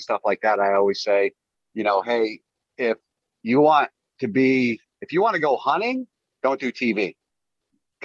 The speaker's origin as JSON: {"language": "English", "region": "Maine", "country": "United States", "tie": "born or raised there", "said": "I've even shot a bear in my home state"}